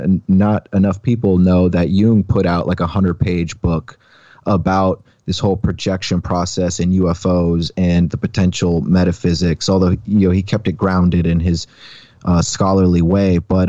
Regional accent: Alaska, United States; I grew up outside of Anchorage, like 15 minutes down the highway. And there seems to be so much UFO activity surrounding the Chugach mountain range.

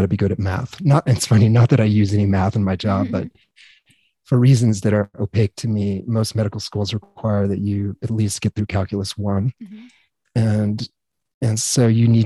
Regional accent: Grand Junction, Colorado, United States; I grew up in Grand Junction, Colorado

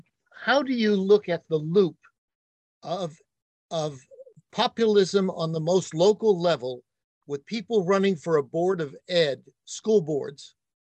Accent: Phoenix, Arizona, United States; I grew up in Phoenix, and you're in a great place in Scottsdale. I grew up in Phoenix. In Arizona, when I went to school

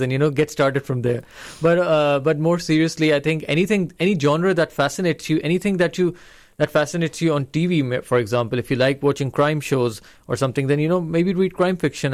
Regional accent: Lahore, Punjab, Pakistan; growing up in Lahore

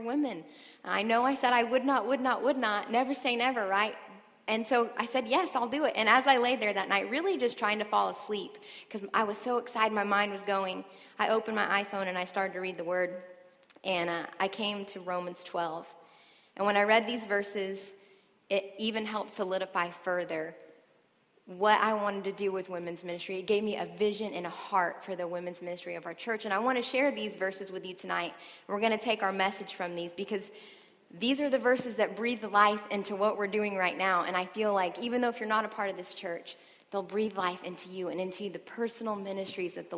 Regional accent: Tulsa, Oklahoma, United States; moved away as an adult; also born or lived in Dallas, Texas; now in Oklahoma City, United States; I'm from Tulsa, Oklahoma. I lived there, born there, raised there.

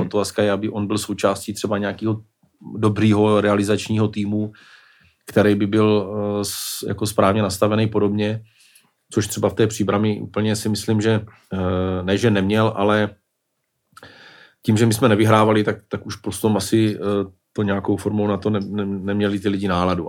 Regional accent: Brno, South Moravian Region, Czechia; jako Brňák

